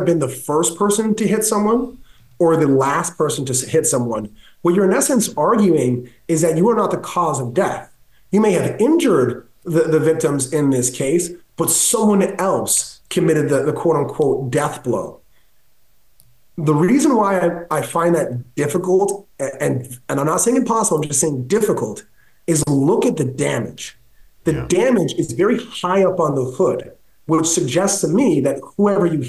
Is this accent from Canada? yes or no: yes; Canada; I'm Canadian